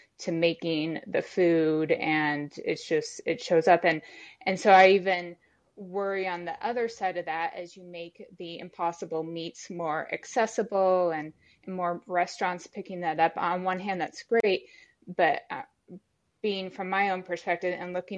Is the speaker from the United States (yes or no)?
yes; Texas, United States; moved away; I'm from Texas originally